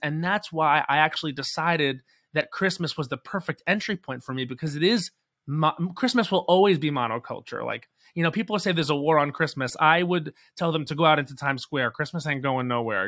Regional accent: Islip, New York, United States; also born or lived in Babylon, New York; I was born in Babylon, but I grew up in Islip, and now my parents still live in West Babylon

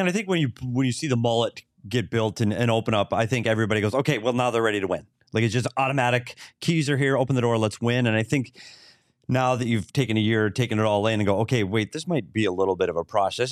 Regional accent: Bemidji, Minnesota, United States; my hometown, Bemidji State Beavers

